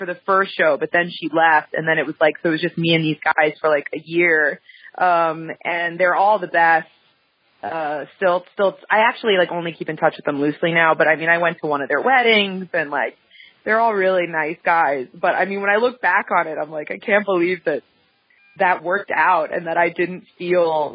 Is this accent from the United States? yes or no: yes; Westchester, New York, United States; now in New York City, United States; I grew up though in Westchester, which is like 30, 45 minutes outside of the city